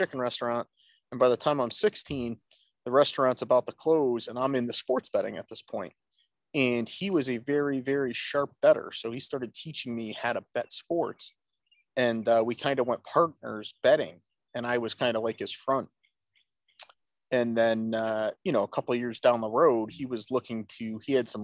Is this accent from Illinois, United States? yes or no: no; Rochester, New York, United States; born or raised there; also born or lived in Branford, Connecticut